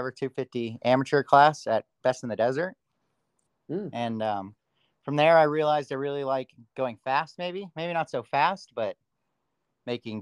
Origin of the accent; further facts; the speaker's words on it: Long Beach, California, United States; now in Agua Dulce, United States; I was born in Long Beach and recently moved to a place called Agua Dulce